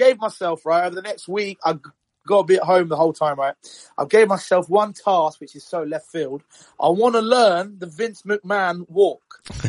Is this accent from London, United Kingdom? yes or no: no; Cambridge, East of England, United Kingdom; I'm from the Cambridge, UK.